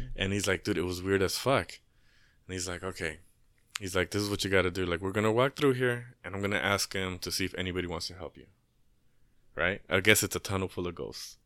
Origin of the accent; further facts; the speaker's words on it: Inglewood, California, United States; I grew up in Inglewood